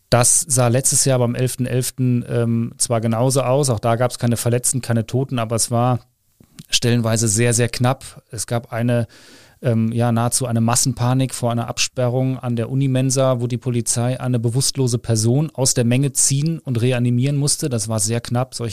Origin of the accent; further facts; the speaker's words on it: Cologne, North Rhine-Westphalia, Germany; Genau, ich bin Kölner